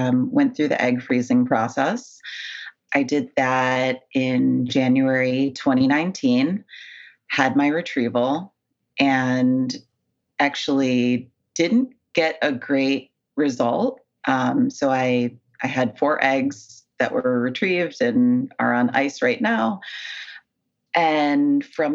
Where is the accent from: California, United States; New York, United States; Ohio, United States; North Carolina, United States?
New York, United States; Buffalo; moved away as an adult; also born or lived in Manhattan, New York; now in Brooklyn, United States; I was born in Buffalo, so way, way upstate New York, basically Canadian. I moved to New York about 7 years ago